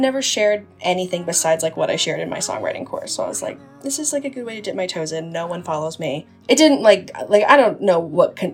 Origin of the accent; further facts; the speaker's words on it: Utah, United States; I'm an artist from Utah. I was born and raised in Utah. I live just outside of Salt Lake right now.